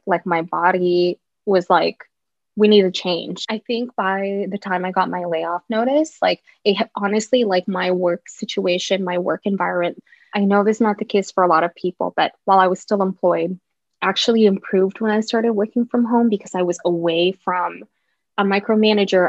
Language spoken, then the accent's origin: English; Seattle, Washington, United States; also born or lived in Orange County; I grew up in Seattle. We moved here when I was in time for kindergarten, so like five or six.